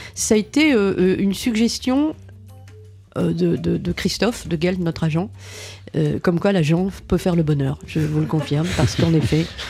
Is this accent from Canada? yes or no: no; Boulogne-sur-Mer, Hauts-de-France, France; moved away; also born or lived in Paris; nous sommes tous les deux du Pas-de-Calais. Hein. Il est de Calais, j'étais de Boulogne-sur-Mer